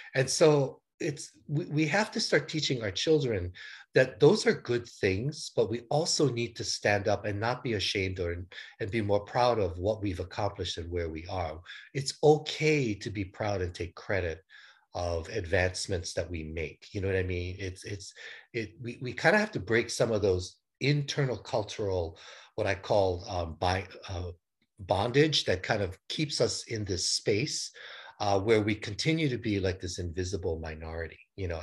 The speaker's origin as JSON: {"language": "English", "town": "Honolulu", "region": "Hawaii", "country": "United States", "tie": "born or raised there", "said": "I was born and raised in Honolulu, Hawaii"}